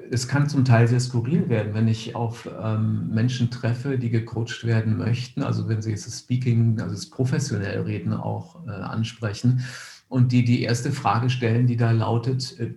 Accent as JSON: {"language": "German", "town": "Cologne", "region": "North Rhine-Westphalia", "country": "Germany", "tie": "born there", "said": "ich bin in Köln geboren, wenn man sich Bilder anschaut von Köln, wie das nach dem Krieg aussah"}